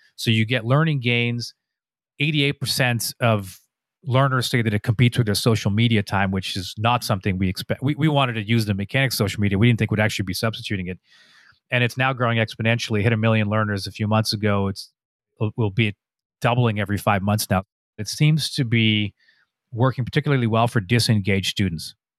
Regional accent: Canada; I'm a Canadian

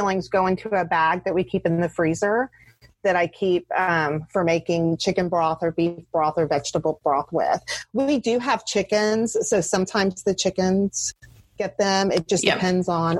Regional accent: the South of the US, United States; I grew up in the South, and in the South of the US, you have a green with every dinner of some sort.

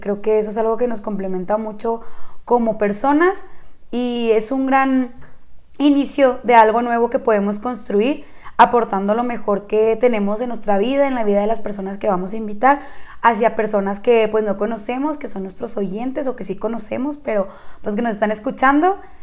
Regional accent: Chihuahua, Mexico; las dos somos originarias de Chihuahua, Chihuahua

